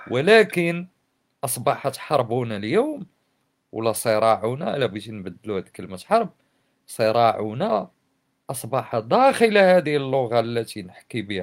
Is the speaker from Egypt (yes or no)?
no; Morocco; انا مغربي ماشي عربي ماشي فرنسي ماشي برتقيزي انا مغربي انتمي الى خليط